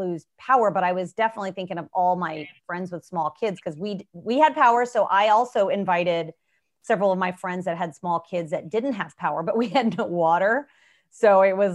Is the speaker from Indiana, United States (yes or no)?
yes; Indiana, United States; now in Houston, United States; I grew up in Indiana